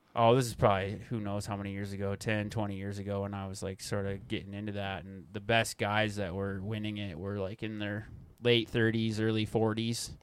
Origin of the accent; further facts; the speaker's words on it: Corvallis, Montana, United States; also born or lived in Missoula, Montana / Big Sky, Montana / Bozeman, Montana; I grew up in the Bitterroot. I went to Corvallis High School, graduated there